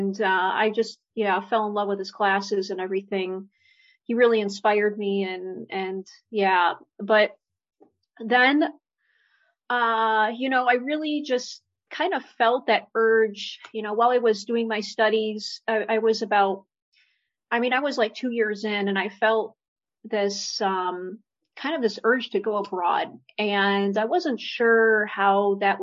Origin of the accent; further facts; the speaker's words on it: Monroe, Michigan, United States; moved away as an adult; also born or lived in Poland; now in Poznań, Poland; I grew up in Monroe, Michigan